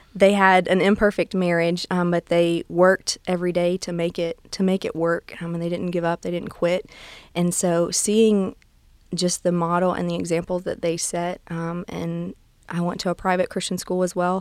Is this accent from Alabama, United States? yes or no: yes; near Gulf Shores, South Alabama, United States; I'm originally from South Alabama. Um, I grew up in a town just north of Gulf Shores